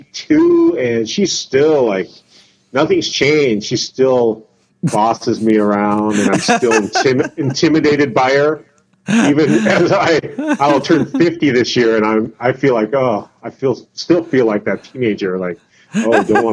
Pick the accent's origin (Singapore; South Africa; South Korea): South Korea; born there; In Korea. And I was born in Korea, too.